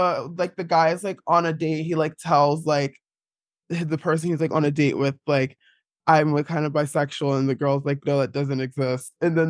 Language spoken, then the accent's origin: English; East Orange, New Jersey, United States; I grew up in East Orange, New Jersey, which is like not a very queer place.